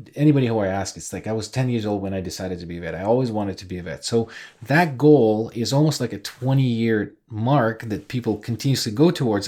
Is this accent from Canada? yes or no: no; Ukraine; moved away; I'm originally from Ukraine